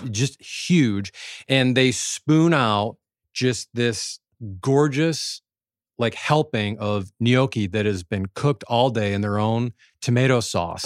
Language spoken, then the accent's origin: English; Midwest, United States; growing up in the Midwest